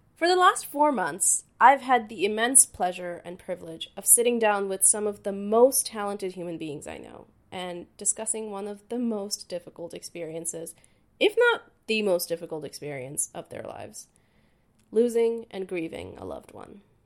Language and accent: English; Dhaka, Dhaka Division, Bangladesh; moved away; I was born and raised in Dhaka, Bangladesh.